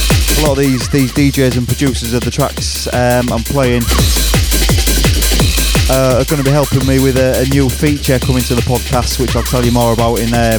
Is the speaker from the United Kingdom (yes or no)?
yes; Hull, Yorkshire and the Humber, United Kingdom; my hometown of Hull.